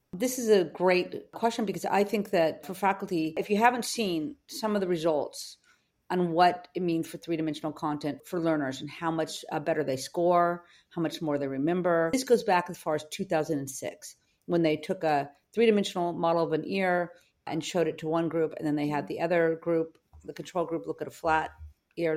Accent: Los Angeles, California, United States; I grew up in Venice, California, in Venice High School

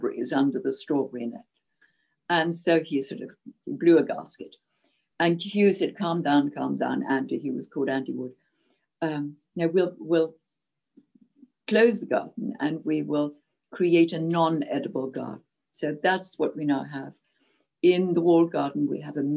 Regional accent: Zimbabwe; first language Czech; English is a second language; moved away as an adult; also born or lived in Czechoslovakia / Cawdor, Scotland; now in Scotland, United Kingdom; I adored my childhood from the age of 6 to 18 in Rhodesia

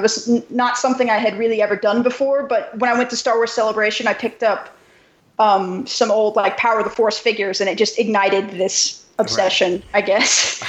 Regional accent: United States; also born or lived in New Mexico; am I once again the only Yankee on this podcast?

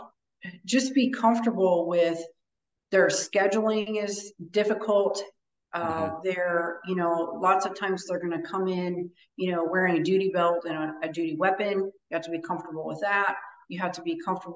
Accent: Midwest, United States; moved away as an adult; now in Florida, United States; I grew up in the Midwest, and that's where I'm from, before I relocated to Florida

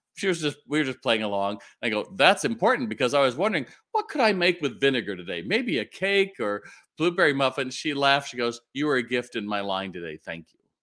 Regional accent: Long Beach, California, United States; moved away; I grew up, you know, in, in Long Beach

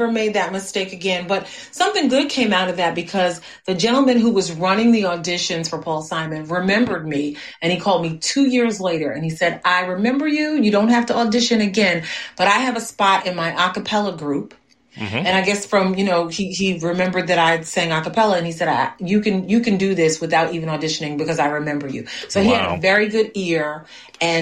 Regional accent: Newark, New Jersey, United States; now in Union, United States; I'm in Union, New Jersey, but I was raised in Newark.

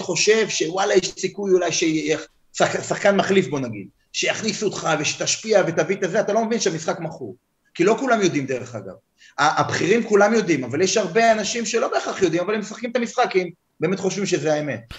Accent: United States; אני אמריקאי. לא הצבעתי, אבל אני אמריקאי

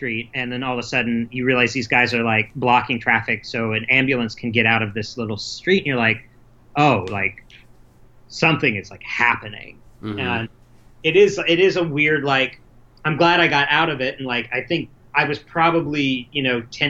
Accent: United States; I'm American

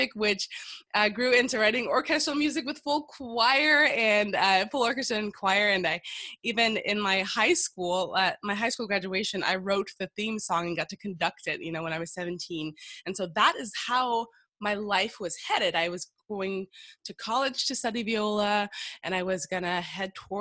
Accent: Miami, Florida, United States; moved away; I'm from Miami, Florida, American girl

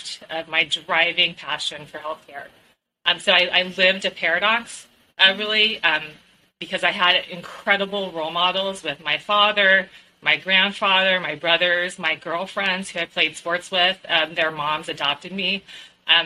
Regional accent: California, United States; I grew up in California

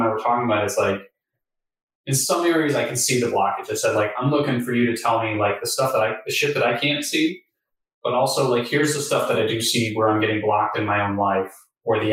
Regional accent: United States; I can speak as an American

